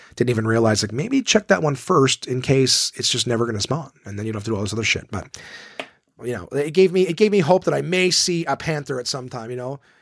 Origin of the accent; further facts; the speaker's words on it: Ottawa, Ontario, Canada; my hometown club at Ottawa, Absolute Comedy